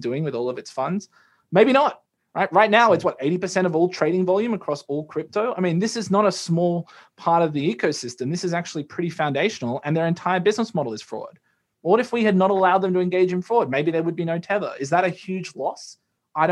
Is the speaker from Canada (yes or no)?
no; Australia; as an Australian